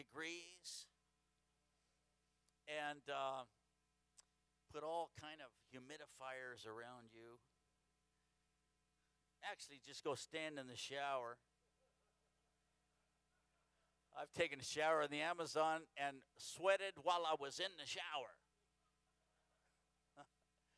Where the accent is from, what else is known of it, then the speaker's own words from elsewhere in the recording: the Northwest, Pacific Northwest, United States; I'm from the Northwest